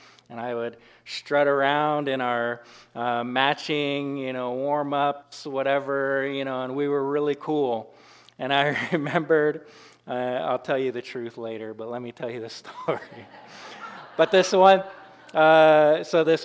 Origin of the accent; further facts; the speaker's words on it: Washington, United States; now in Carrington, United States; I grew up in Washington but I was on the side that it didn't rain very much